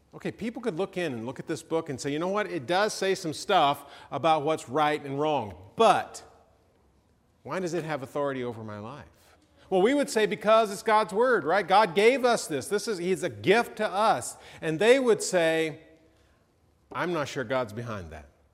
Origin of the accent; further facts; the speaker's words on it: Georgia, United States; I'm from Georgia